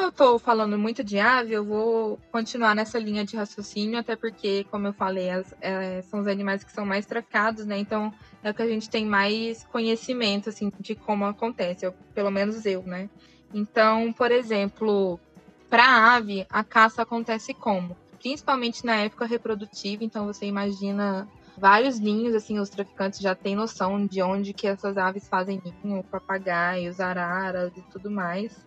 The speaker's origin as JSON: {"language": "Portuguese", "town": "Uberlândia", "region": "Minas Gerais", "country": "Brazil", "moved": "as an adult", "lives_now": "São Paulo, Brazil", "said": "Eu sou de Uberlândia, me formei na Universidade Federal de Uberlândia, tem dois anos"}